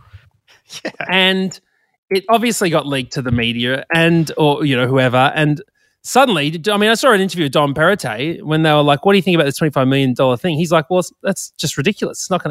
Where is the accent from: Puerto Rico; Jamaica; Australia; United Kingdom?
Australia; Queensland; moved away as an adult; also born or lived in New South Wales; now in Sydney, Australia; I'm a Queenslander through and through, but I've been living in New South Wales for 15 years